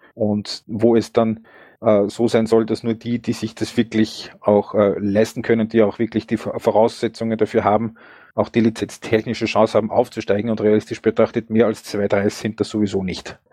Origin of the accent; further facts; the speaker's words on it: Upper Austria, Austria; ich bin ein Oberösterreicher